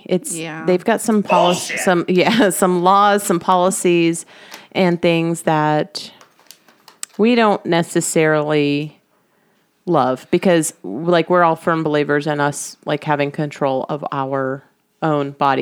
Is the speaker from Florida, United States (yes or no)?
yes; Miami, Florida, United States; I grew up in Miami, so people talk like we're over-sexualized and talk about this stuff early.